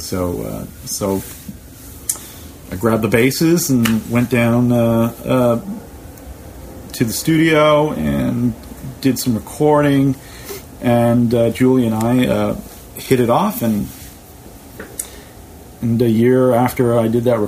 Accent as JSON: {"language": "English", "region": "Indiana", "country": "United States", "also_born_or_lived": "New York City", "moved": "yes", "said": "a kid who was coming from Indiana and living in New York City"}